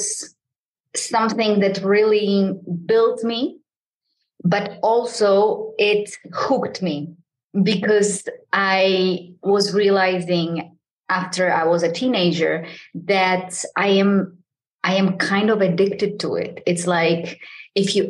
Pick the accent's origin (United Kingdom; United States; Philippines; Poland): Poland; I am from Poland